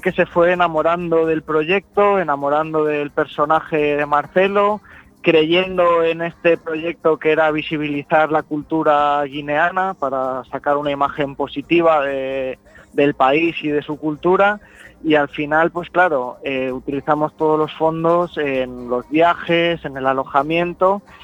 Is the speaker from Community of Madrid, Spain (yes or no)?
no; Alicante, Valencian Community, Spain; yo soy de Alicante